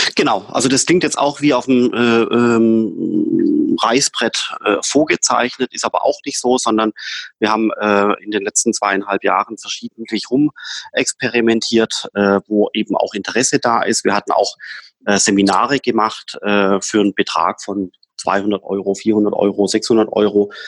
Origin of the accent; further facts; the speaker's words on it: Swabia, Germany; ich bin ja Schwabe